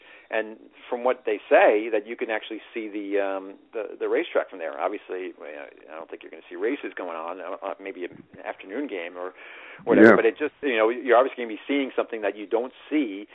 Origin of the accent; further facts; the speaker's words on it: Long Island, New York, United States; I was like prime growing up on Long Island